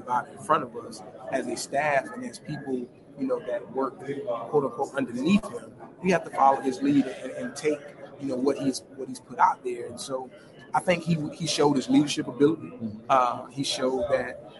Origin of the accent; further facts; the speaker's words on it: Orangeburg, South Carolina, United States; I'm from Orangeburg